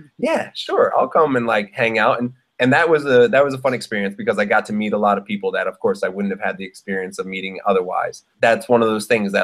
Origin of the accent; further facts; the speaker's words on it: Philadelphia, Pennsylvania, United States; moved away as an adult; also born or lived in Brooklyn, New York; now in Bangkok, Thailand; being an MC growing up in Philly